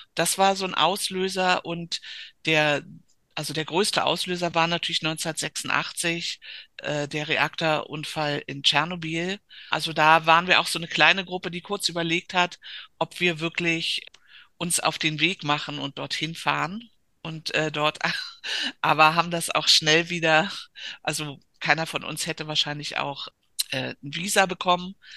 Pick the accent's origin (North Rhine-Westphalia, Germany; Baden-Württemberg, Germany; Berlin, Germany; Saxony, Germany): Berlin, Germany; Also ich bin ganz in der Nähe aufgewachsen. Wolliner Straße, die führt direkt auf die Griebenowstraße Straße an der Zionskirche